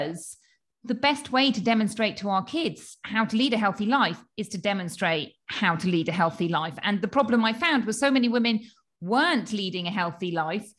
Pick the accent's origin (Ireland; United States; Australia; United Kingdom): United Kingdom; accent: UK; moved away as an adult; now in Spain; I trained in the UK, as you can probably tell from my accent